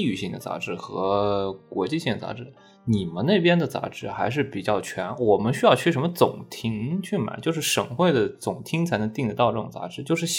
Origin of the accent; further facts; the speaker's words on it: Anhui, China; 安徽那边